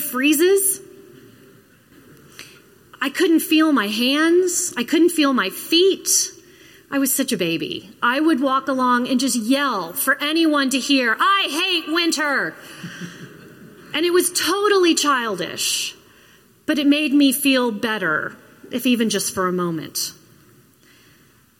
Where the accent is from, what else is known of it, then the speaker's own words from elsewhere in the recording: Florida, United States; moved away; also born or lived in Minnesota; I grew up in Florida